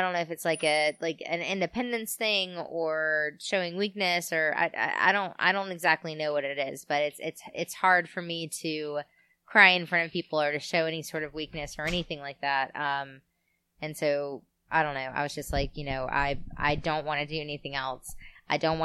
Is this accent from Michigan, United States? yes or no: no; Nashville, Tennessee, United States; I was growing up in Nashville